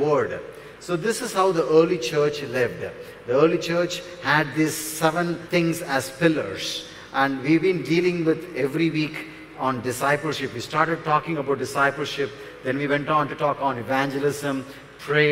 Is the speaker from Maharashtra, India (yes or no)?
no; near Chennai, Tamil Nadu, India; near Chennai. One mark, you know. So South Indian Chennai. Are you Tamil? Of course